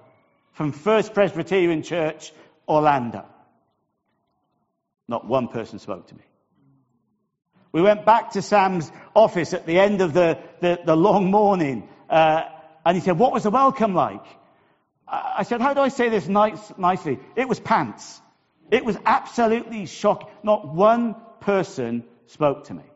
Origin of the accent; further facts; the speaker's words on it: United Kingdom; as a Brit